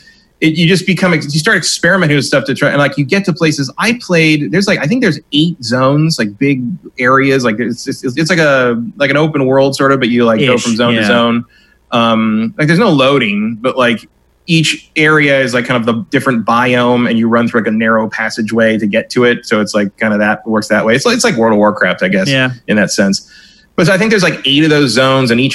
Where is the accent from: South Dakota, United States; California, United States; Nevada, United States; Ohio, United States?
California, United States; San Francisco; I grew up in San Francisco, but my dad hated the Giants